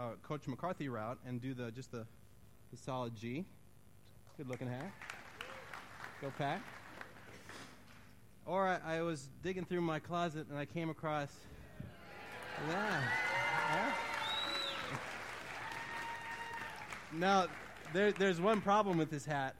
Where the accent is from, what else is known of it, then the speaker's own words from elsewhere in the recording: Wisconsin, United States; I grew up in Wisconsin